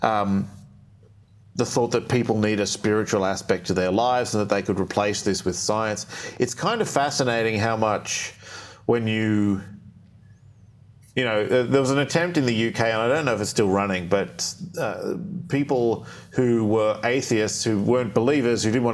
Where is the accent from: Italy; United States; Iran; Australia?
Australia; I grew up in Australia